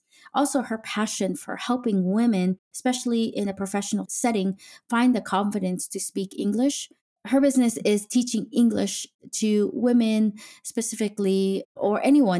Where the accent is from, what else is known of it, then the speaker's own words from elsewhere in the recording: United States; now in Denmark; I'm an American Filipino mom living in Denmark, trying to balance culture, raise international kids, and learn the language